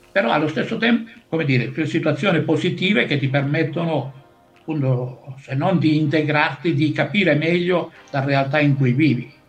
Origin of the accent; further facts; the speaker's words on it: Priolo, Sicily, Italy; moved away; io vengo da Priolo, vicino a Siracusa, cioè, non sono stato mai fermo anche lì quindi è una cosa personale